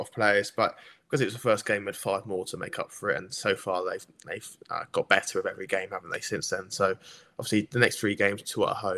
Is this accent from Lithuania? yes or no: no; England, United Kingdom; I'm English